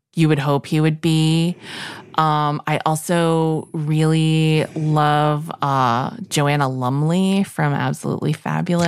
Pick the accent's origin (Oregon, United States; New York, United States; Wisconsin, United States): New York, United States; New York City; growing up in New York City